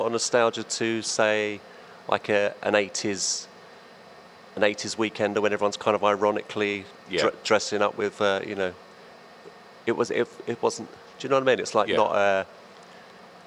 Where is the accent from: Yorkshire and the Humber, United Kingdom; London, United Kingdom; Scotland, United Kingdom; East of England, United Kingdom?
London, United Kingdom; I was born in Streatham in South London